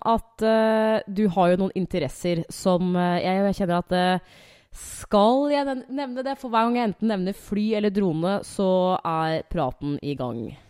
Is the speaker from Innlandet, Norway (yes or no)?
yes; Hamar, Innlandet, Norway; Jeg er jo fra Hamar. Jeg er jo vokst opp der.